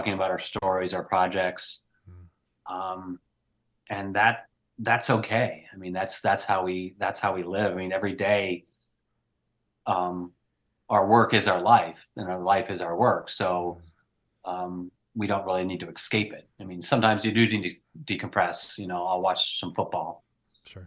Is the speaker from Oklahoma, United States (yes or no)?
no; Northeastern Pennsylvania, United States; now in Pacific Northwest, United States; I grew up in Northeastern Pennsylvania, and now I live on an island in the Pacific Northwest